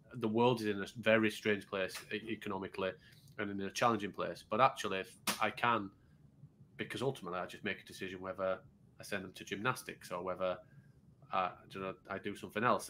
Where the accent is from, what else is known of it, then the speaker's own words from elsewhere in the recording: Yorkshire and the Humber, United Kingdom; I'm a Yorkshireman